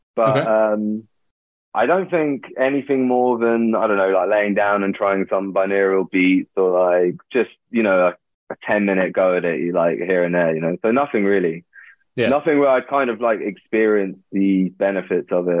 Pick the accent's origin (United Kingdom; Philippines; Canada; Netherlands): United Kingdom; London; I grew up in London